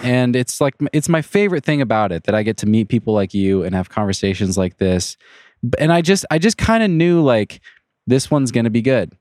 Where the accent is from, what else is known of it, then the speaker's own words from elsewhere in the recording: Leavenworth, Washington, United States; also born or lived in Wenatchee; I grew up in Leavenworth